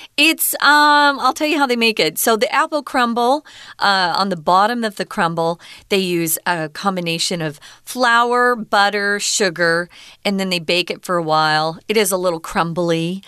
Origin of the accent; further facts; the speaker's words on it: Arizona, United States; now in Taiwan; I'm from Arizona.